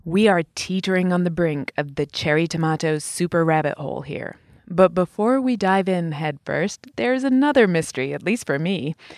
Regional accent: England, United Kingdom; When I was a little kid growing up in England

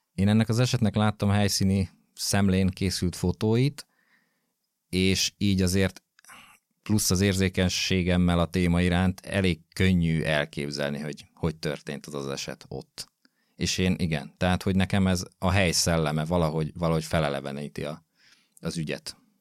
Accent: Gödöllő, Pest, Hungary; én gödöllői vagyok, illetve Gödöllön nőttem föl

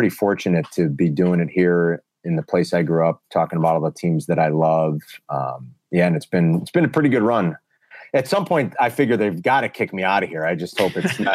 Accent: Chicago, Illinois, United States; I grew up here, born and raised in Chicago, never left

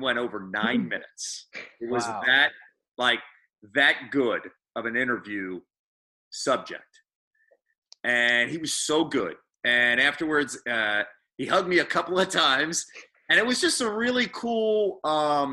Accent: Phoenixville, Pennsylvania, United States; also born or lived in Philadelphia; I represent my hometown of Phoenixville. I represent Philadelphia

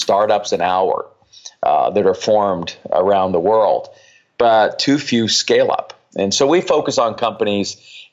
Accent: Colorado, United States; now in Barcelona, Spain; I was born and raised in Colorado

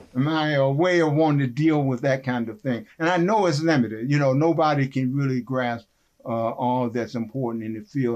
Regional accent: West Virginia, United States; moved away; also born or lived in Kenosha, Wisconsin / Evanston, Illinois; growing up in West Virginia

